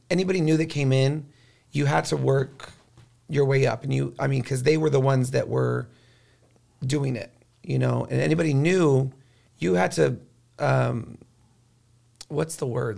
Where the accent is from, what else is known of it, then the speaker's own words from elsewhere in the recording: Corpus Christi, Texas, United States; now in San Antonio, United States; I was from Corpus Christi, and it's by the water